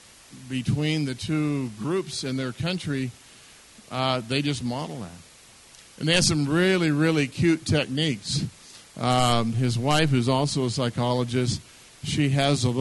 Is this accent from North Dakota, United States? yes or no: yes; North Dakota, United States; I'm German-Russian, and we grew up in North Dakota